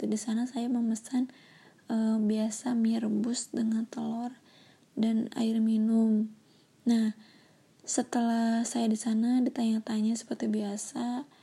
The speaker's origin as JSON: {"language": "Indonesian", "town": "Bandung", "region": "West Java", "country": "Indonesia", "said": "memberitahu mereka bahwa saya itu dari Bandung dan ingin main dan kebetulan seorang diri gitu dan belum pernah ke sana sama sekali"}